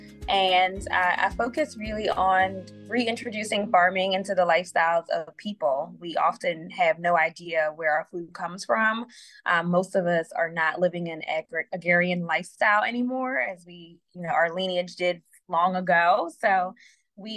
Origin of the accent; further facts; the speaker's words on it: Philadelphia, Pennsylvania, United States; I am a Philadelphian and my work is focusing on Philadelphia people